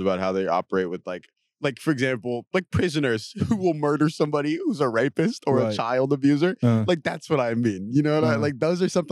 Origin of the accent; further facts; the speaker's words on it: California, United States; I'm from California